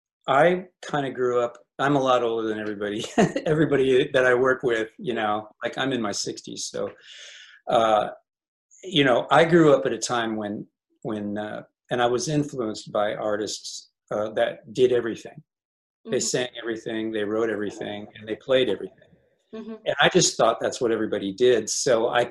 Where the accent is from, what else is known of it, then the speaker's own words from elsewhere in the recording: Illinois, United States; growing up in Illinois in the 60s.